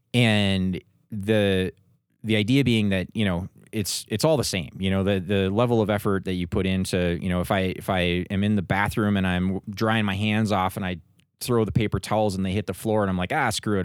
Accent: Minnesota, United States; moved away as an adult; now in Denver, United States; I grew up in Minnesota

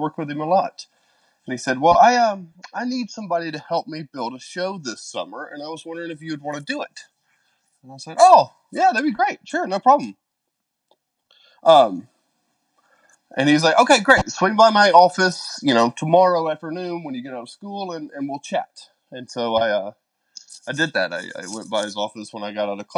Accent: West Helena, Arkansas, United States; now in Orlando, United States; I was born in a very small town in Arkansas called West Helena

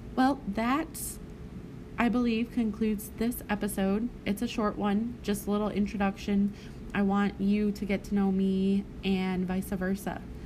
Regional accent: Arkansas, United States; also born or lived in California / Nevada; back to Arkansas because I did a lot of growing up around there

